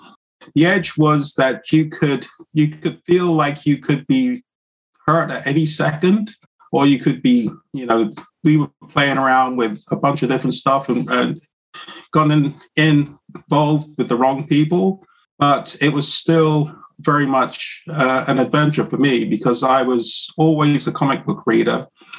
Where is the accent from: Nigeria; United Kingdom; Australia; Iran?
United Kingdom; London; also born or lived in New York City, United States; now in New Brunswick, Canada; I was born in London, England, to a family from Barbados. My parents are both Bajan. Dad's from St. Philip, mum's from St. Andrew. And although I didn't visit the country until I was about 8 or 9 years old, I feel very much a Bajan.